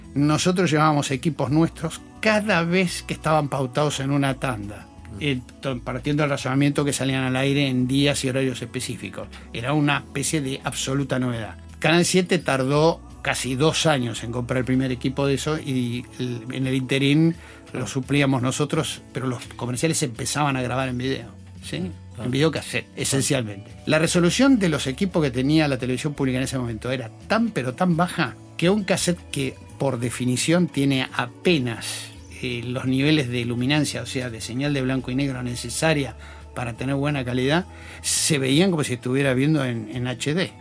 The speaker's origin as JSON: {"language": "Spanish", "region": "Buenos Aires", "country": "Argentina", "said": "yo soy esencialmente porteño"}